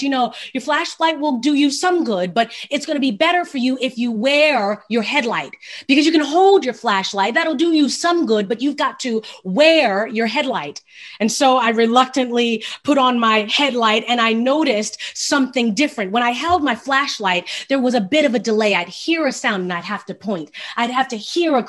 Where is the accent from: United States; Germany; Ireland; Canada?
United States; Baltimore, Maryland; Now, I'm a city girl. I was born in Baltimore, Maryland, live right outside of Baltimore right now.